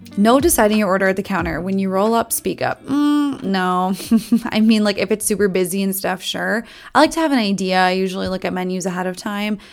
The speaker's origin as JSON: {"language": "English", "region": "Minnesota", "country": "United States", "accent": "Minnesota", "said": "I tell people I'm from Minnesota all the time. My Minnesota accent comes out on specific types of words"}